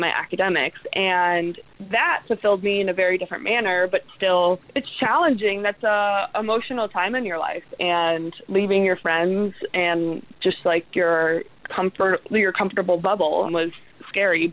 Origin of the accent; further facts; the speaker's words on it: Portland, Oregon, United States; I'm from Portland, so it was a couple hours away.